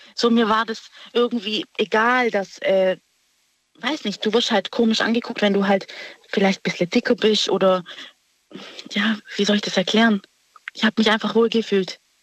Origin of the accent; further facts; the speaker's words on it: Stuttgart, Baden-Württemberg, Germany; ich bin aus Stuttgart